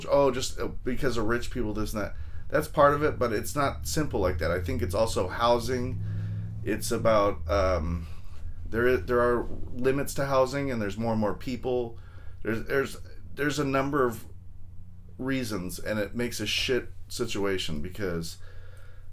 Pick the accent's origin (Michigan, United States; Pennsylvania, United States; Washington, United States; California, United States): California, United States; Long Beach; moved away as an adult; now in San Jose, United States; I was born and raised in LA County. I'm from there. I'm from Long Beach